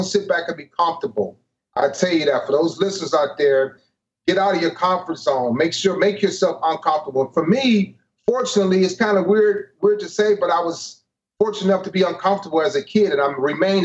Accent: East Cleveland, Ohio, United States; moved away as an adult; I'm originally from East Cleveland, Ohio.

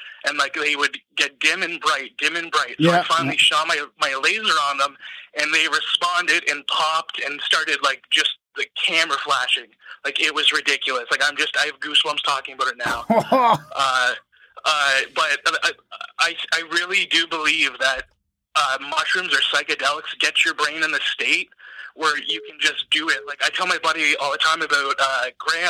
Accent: Ontario, Canada; I'm from Ontario

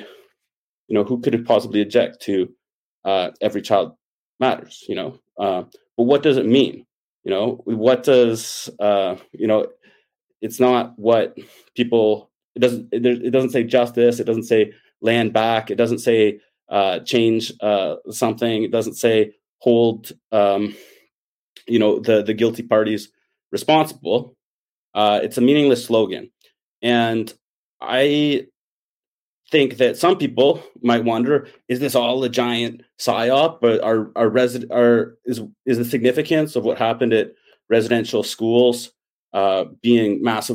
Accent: Ottawa, Ontario, Canada; moved away as an adult; now in British Columbia, Canada; I grew up in Ottawa

